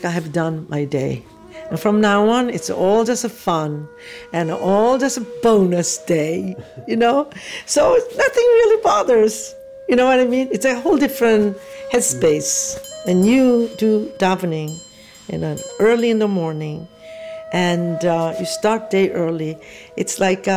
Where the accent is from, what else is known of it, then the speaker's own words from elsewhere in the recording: South Korea; moved away; I was born in South Korea, 1947.